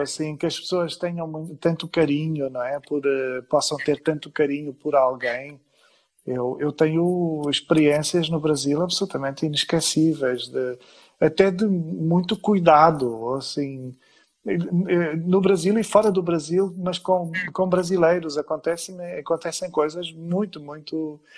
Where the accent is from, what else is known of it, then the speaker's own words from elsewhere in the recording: Vila do Conde, Norte, Portugal; na pequena cidade onde cresci desde os 10 anos